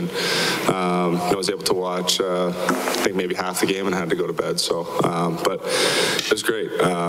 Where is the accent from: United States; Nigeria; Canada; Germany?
Canada; just as a Canadian